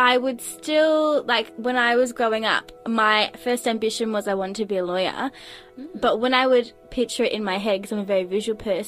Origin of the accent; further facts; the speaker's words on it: Gippsland, country Victoria, Australia; I grew up in Gippsland, so in country Victoria.